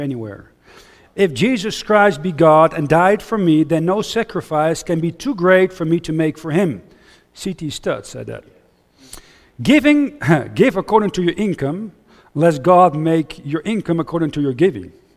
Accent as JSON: {"language": "English", "town": "Huizen", "region": "North Holland", "country": "Netherlands", "tie": "born or raised there", "also_born_or_lived": "United States / Austria / Switzerland", "second_language": "English", "moved": "as an adult", "said": "I grew up near Amsterdam in, uh, in Het Gooi, near Hilversum."}